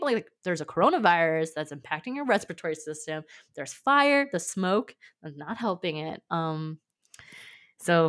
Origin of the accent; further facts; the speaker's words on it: California, United States; moved away as an adult; I grew up in California and I've been used to wildfires